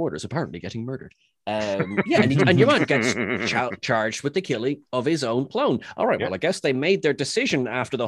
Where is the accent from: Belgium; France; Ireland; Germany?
Ireland; As an Irishman